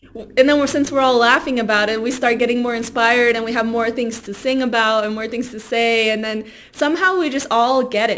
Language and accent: English; Silver Spring, Maryland, United States; first language Spanish; English is a second language; moved away as an adult; also born or lived in Baltimore; now in Colorado, United States; I was born in Silver Spring and then I just stayed there until it was time to go to college and I moved to Baltimore